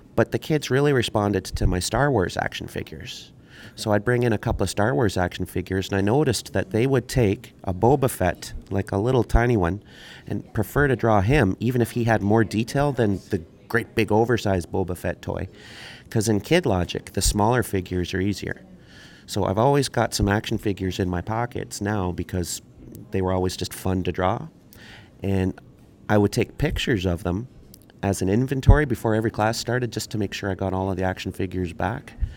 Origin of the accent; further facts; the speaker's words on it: born in St. Catharines, back in St. Catharines since 1980, raised in Manitoba, Canada; now in St. Catharines, Canada; I was born in St. Catharines, raised in Manitoba.